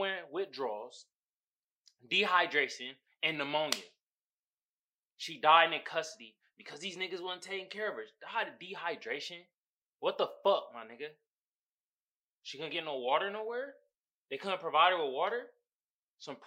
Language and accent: English; Oakland, California, United States; now in San Diego, United States; The city I reside in. Not from. I'm from Oakland